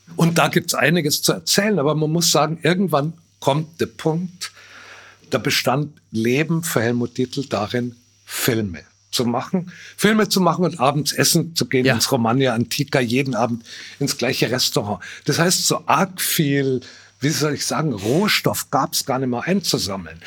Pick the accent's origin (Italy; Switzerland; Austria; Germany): Germany; Bavaria; als Bayer, als Bauer, als bornierter Provinzler